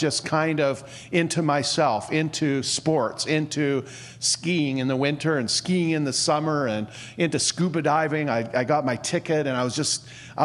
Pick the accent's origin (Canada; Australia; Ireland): Canada; Chilliwack, British Columbia; I was born in Chilliwack